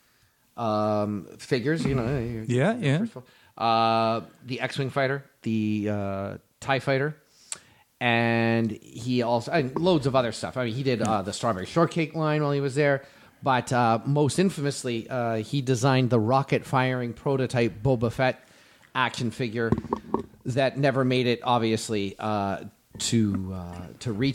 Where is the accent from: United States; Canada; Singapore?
Canada; I'm Canadian like you are.